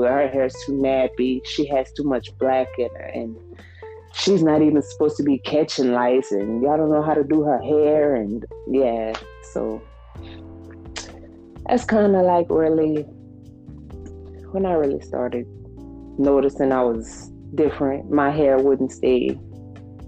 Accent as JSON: {"language": "English", "town": "Lafayette", "region": "Louisiana", "country": "United States", "said": "I'm from Lafayette, Louisiana"}